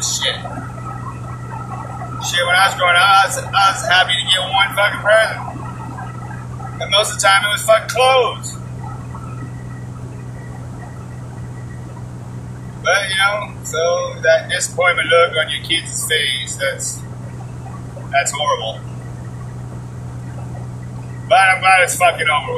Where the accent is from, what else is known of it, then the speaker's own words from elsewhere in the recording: United States; I'm an American